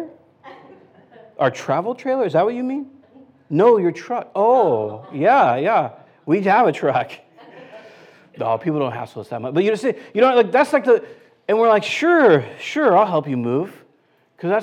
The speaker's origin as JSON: {"language": "English", "region": "California", "country": "United States", "said": "I'm from California"}